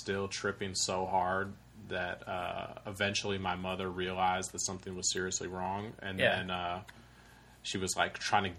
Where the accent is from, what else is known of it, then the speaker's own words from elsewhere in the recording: California, United States; Even though it sounds like I'm from Alabama or Kentucky or whatever, I grew up, like, an hour north of San Francisco.